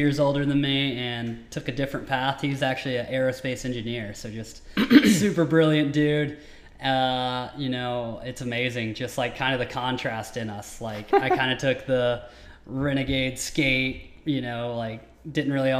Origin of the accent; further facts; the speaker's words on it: Tennessee, United States; now in Southern California, United States; I grew up in Tennessee